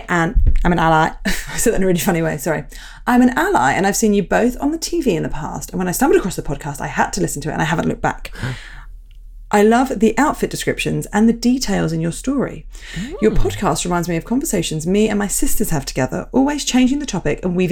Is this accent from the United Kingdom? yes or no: yes; United Kingdom; now in Madrid, Spain; I'm a Brit abroad.